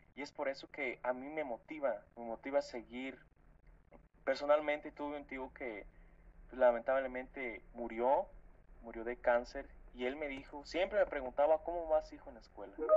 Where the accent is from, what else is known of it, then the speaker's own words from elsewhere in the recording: State of Mexico, Mexico; yo siempre digo que soy del municipio del estado, digo, del estado de México, del municipio de Lubianos. Pues este, es un pueblito de aquí